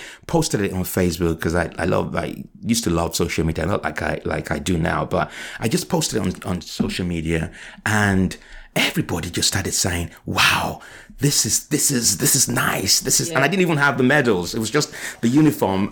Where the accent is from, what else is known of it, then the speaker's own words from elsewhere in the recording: Nigeria; moved away; also born or lived in Liverpool; I was raised in Nigeria from 1970 to 1985